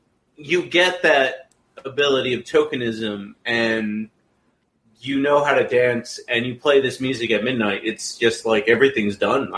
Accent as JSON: {"language": "English", "region": "Texas", "country": "United States", "said": "I'm from Texas."}